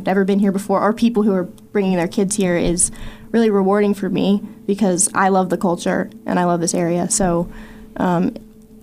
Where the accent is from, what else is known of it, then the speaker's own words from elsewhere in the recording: Pulaski County, Virginia, United States; now in Radford, United States; I'm local to this area. I grew up in the Pulaski County area, and I moved to Radford almost a year ago